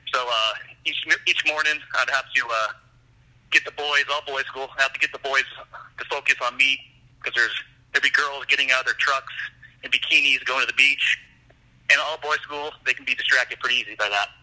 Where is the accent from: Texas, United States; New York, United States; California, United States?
California, United States; San Diego; moved away as an adult; also born or lived in Michigan; now in Norcross, United States; I grew up in Southern California, uh, more specifically in the San Diego area